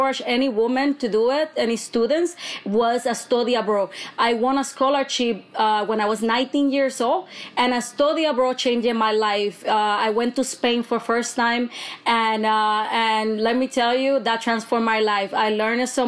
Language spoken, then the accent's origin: English; Bayamón, Puerto Rico; I actually was raised in Bayamón, Puerto Rico